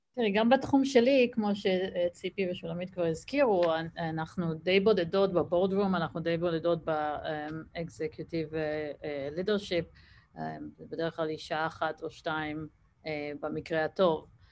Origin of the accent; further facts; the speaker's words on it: Israel; moved away as an adult; now in Boston, United States; בתור ישראלית